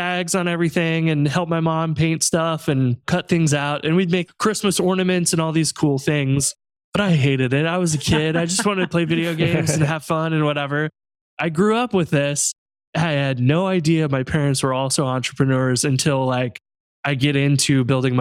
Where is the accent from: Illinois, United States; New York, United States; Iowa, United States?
Illinois, United States; Central; now in St. Louis, United States; I'm from Central Illinois originally, and now live in St. Louis